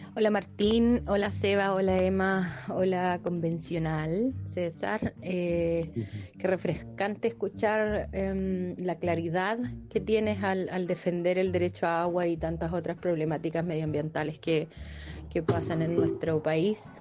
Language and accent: Spanish; Los Ángeles, Biobío, Chile; yo soy de Los Ángeles